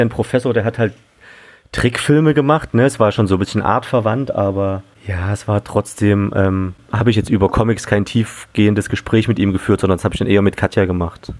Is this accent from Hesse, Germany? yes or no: no; Leipzig, Saxony, Germany; moved away; ich bin äh, sogar in Leipzig aufgewachsen und war da mal für 15 Jahre weg und jetzt bin ich wieder da.